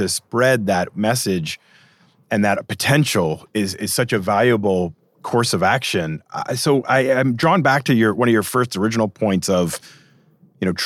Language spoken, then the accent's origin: English; Massachusetts, United States; moved away as an adult; I grew up in New England, so I grew up in Massachusetts